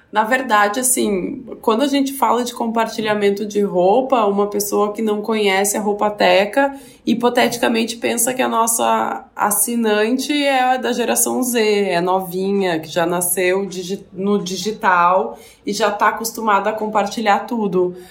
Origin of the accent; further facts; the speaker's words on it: Porto Alegre, Rio Grande do Sul, Brazil; moved away as an adult; eu sou de Porto Alegre